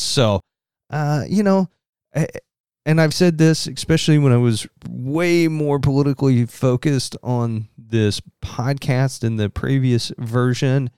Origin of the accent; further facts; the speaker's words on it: Southern Indiana, United States; accent: Southern Indiana; my Southern Indiana accent